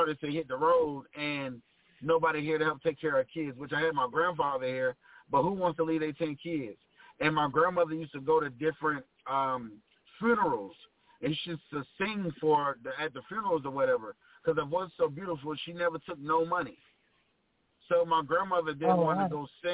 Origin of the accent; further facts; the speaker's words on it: Rocky Mount, North Carolina, United States; I'm from Rocky Mount, North Carolina